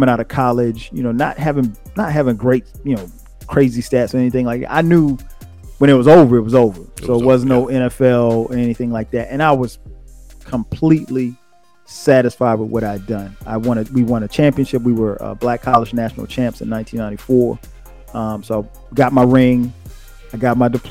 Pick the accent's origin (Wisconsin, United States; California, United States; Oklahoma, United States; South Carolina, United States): South Carolina, United States; Florence; I started playing organized football at the age of 8 in my hometown of Florence, South Carolina.